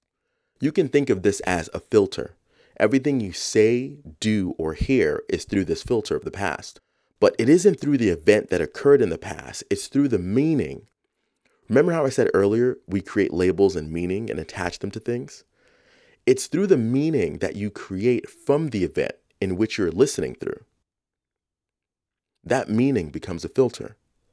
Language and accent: English; Bronx, New York, United States; the house I grew up in the South Bronx when I was 7